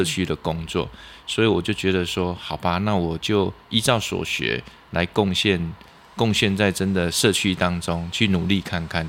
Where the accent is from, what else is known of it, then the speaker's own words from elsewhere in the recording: Lunbei, Yunlin County, Taiwan; 好，呃，我是云林的的子弟啦，哈，那是仑背乡。那因为我读书在嘉义师院，在民雄。